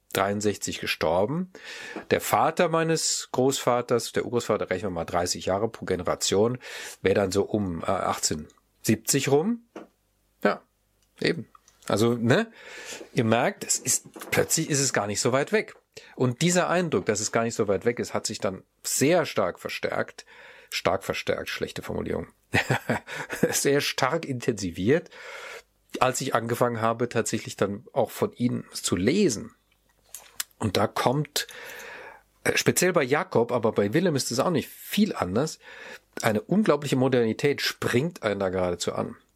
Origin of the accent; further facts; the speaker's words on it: Mannheim, Baden-Württemberg, Germany; ich komme ja zufälligerweise aus Mannheim